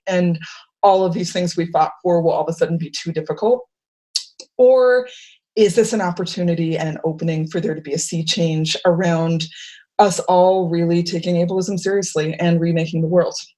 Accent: Worcester, Massachusetts, United States; I'm from Worcester, Massachusetts

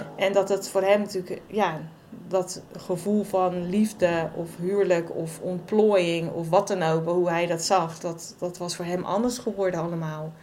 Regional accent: Waddinxveen, South Holland, Netherlands; also born or lived in Gouda; kom uit Wanningsveen oorspronkelijk. En daar heb ik ongeveer gewoond tot mijn twintigste.

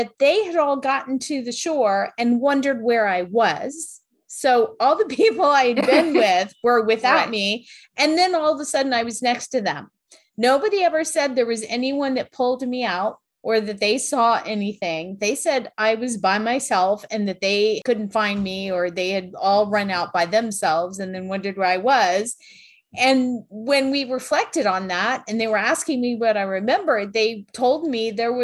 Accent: South Florida, United States; when I was little and I grew up in South Florida

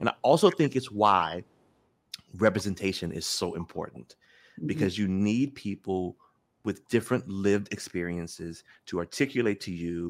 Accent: Memphis, Tennessee, United States; I grew up in Memphis

